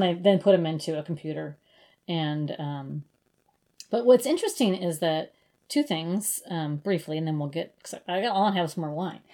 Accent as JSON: {"language": "English", "town": "Brookings", "region": "South Dakota", "country": "United States", "tie": "born or raised there", "also_born_or_lived": "Minneapolis, Minnesota", "said": "in Brookings, actually uh, in South Dakota um, you can have a municipal liquor store, and that's what my hometown has"}